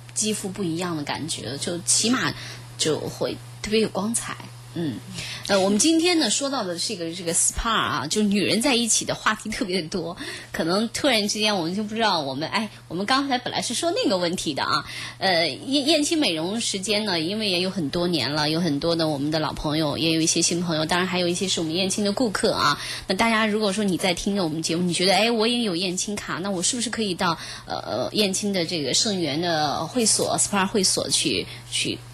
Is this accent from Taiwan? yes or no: no; China; 我们中国人他更加地，就是中医的角度来讲，就是阴阳的一种平衡